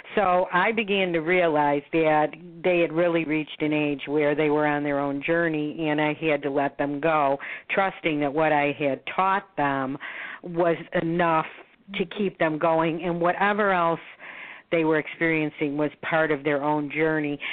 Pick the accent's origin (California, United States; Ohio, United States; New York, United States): New York, United States; Buffalo; moved away as an adult; now in Florida, United States; I was born in Buffalo, New York. I oh. now am a resident of Florida, so I split my time between Florida and um, and Buffalo